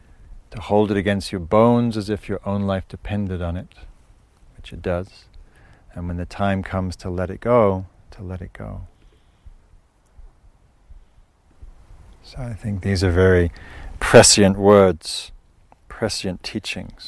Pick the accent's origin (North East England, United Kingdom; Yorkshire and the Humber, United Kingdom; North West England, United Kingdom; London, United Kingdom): North East England, United Kingdom; Northumberland; moved away; some of the moorlands in Scotland where I grew up in Northumberland